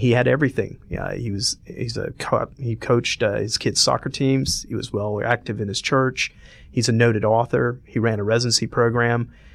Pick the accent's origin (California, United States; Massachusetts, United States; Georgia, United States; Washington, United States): Georgia, United States; Atlanta; moved away as an adult; also born or lived in Cleveland; I was born and raised here.